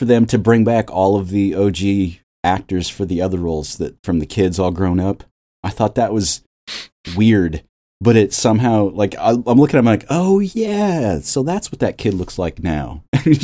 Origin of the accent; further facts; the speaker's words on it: Midwest, United States; But growing up, as a kid growing up in the Midwest, the casserole thing is not an exaggeration by any means in this movie.